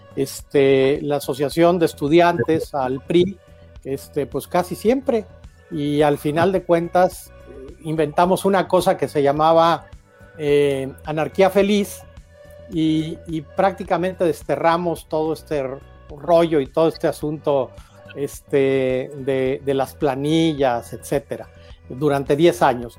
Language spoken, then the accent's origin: Spanish; Guadalajara, Jalisco, Mexico; moved away as an adult; also born or lived in Mexico City; now in Guanajuato, Mexico; yo recuerdo desde mi infancia la participación de mis padres en, el PAN, primero en la Ciudad de México, luego en Guadalajara, donde vivimos